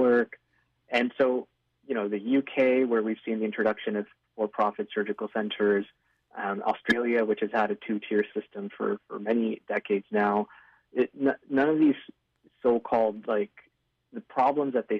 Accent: Ontario, Canada; moved away as an adult; also born or lived in British Columbia; now in Vancouver, Canada; I moved to British Columbia just a year and a half ago, and I was in Ontario, did all my training, grew up in Ontario

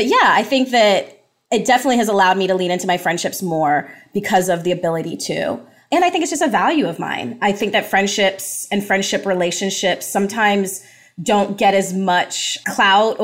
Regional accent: United States; born or raised there; also born or lived in Jamaica

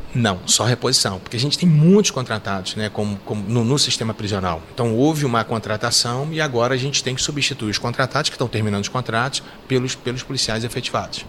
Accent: Rio de Janeiro, Brazil; moved away as an adult; now in Minas Gerais, Brazil; Eu vim para cá, eu sou carioca, né? Passei no concurso aqui em Minas em 89

